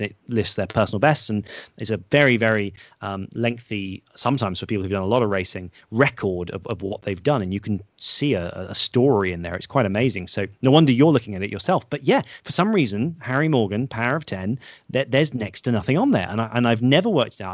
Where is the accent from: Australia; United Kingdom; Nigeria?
United Kingdom; the Cotswolds, South West England; accent: posh; growing up in the Cotswolds